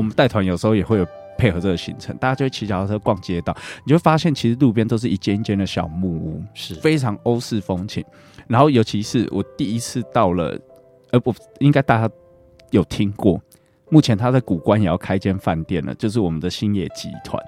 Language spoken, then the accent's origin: Chinese; Taiwan; 我们台湾人